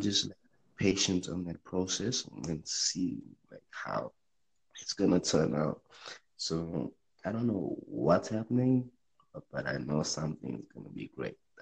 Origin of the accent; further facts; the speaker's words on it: South Africa; I'm from South Africa